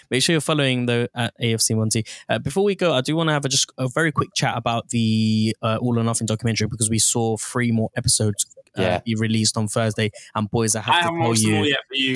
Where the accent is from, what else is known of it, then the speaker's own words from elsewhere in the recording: London, United Kingdom; When I was growing up in North London, Arsenal was an integral part